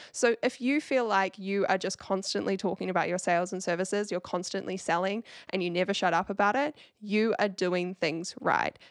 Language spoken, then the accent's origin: English; New Zealand; accent: Kiwi; with my Kiwi accent